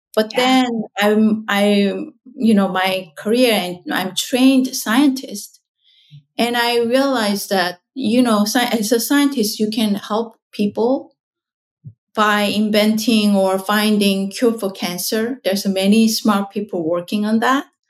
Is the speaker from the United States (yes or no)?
no; South Korea; moved away; so I was born in South Korea